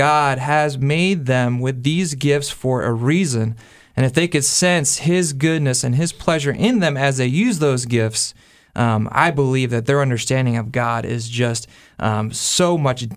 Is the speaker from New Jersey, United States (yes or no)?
yes; New Jersey, United States; I'm a Jersey kid. I grew up in New Jersey, grew up in South Jersey